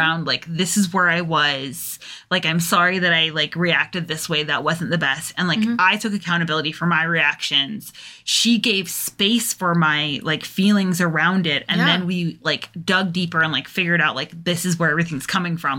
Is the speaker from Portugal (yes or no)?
no; England, United Kingdom; moved away